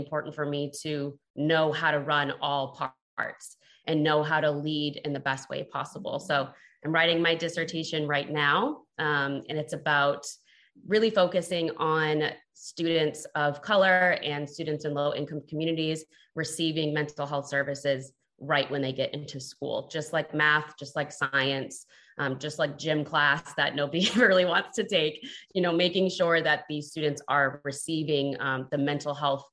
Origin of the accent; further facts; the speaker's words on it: Boston, Massachusetts, United States; also born or lived in El Paso, Texas; moved to Boston, Massachusetts, where I was raised